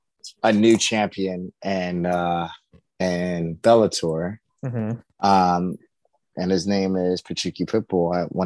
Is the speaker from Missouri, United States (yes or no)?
yes; St. Louis, Missouri, United States; I'm from St. Louis